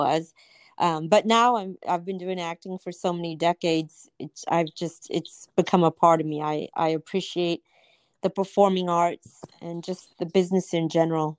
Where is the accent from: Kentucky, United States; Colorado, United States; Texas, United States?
Texas, United States; Houston; now in Los Angeles, United States; I'm originally from Houston, Texas